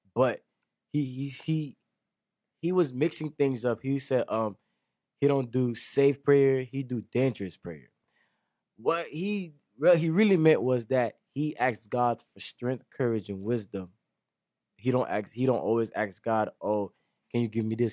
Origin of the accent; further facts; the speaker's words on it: Lake Worth, Florida, United States; I was raised in Lake Griff